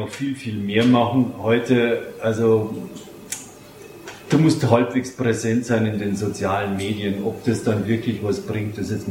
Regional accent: Bavaria, Germany; äh, ein Rezept aus meiner Heimat der Hallertau

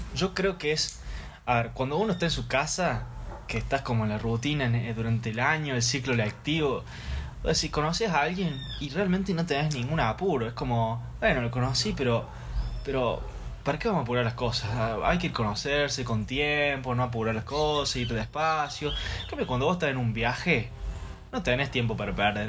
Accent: Córdoba, Argentina; acaso no soy el de Córdoba

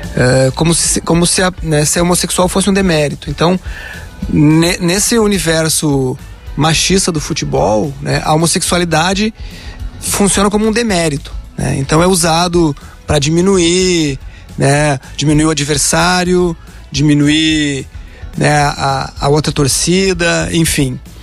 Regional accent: Rio Grande do Sul, Brazil; sou gaúcho, torcedor do Inter

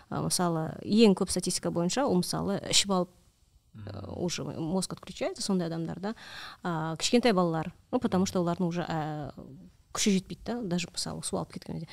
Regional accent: Almaty, Kazakhstan

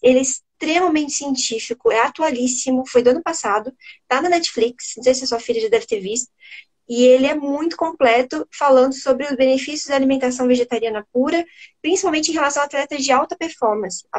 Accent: Curitiba, Paraná, Brazil; Eu sou do sul, eu sou daqui de Curitiba

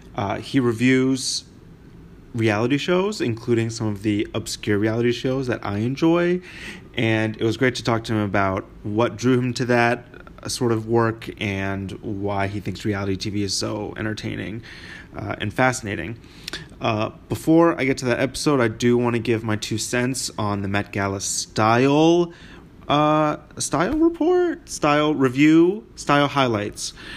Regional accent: Maine, United States; moved away; also born or lived in Wisconsin; I'm from Maine

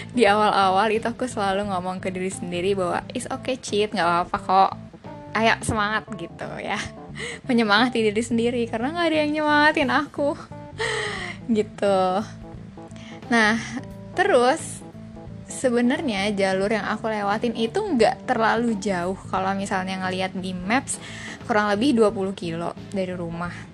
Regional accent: Jakarta, Indonesia; dari kecil tinggal di Jakarta

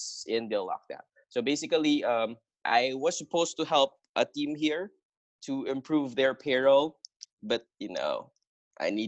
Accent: Rizal, Calabarzon, Philippines; I am from Quinta, Rizal

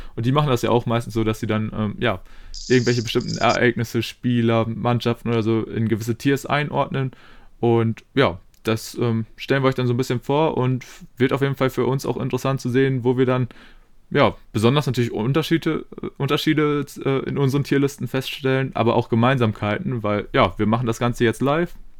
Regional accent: Germany; als ähm, ja, Deutsche

